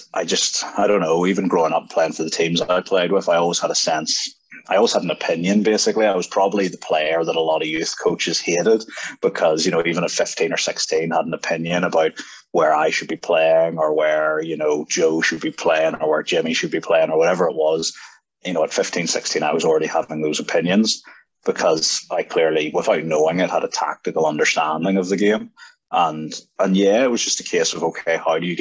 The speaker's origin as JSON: {"language": "English", "region": "Northern Ireland", "country": "United Kingdom", "tie": "born or raised there", "also_born_or_lived": "Belfast / Lisburn", "moved": "as an adult", "said": "growing up in Ireland."}